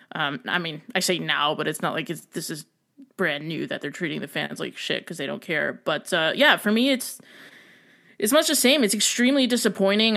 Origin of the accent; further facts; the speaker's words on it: United States; being an American